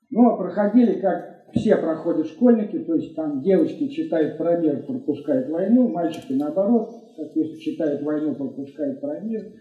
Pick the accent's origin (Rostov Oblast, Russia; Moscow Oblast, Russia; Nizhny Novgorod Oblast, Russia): Moscow Oblast, Russia; Elektrostal; ездил из своего родного города Электросталь в Москву, там учился, а потом поздно вечером возвращался обратно.